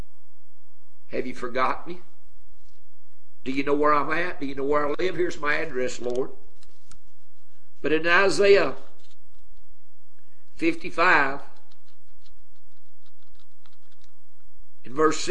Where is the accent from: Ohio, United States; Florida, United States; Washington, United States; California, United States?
Ohio, United States; My daddy was a pastor up in the state of Ohio when I was born.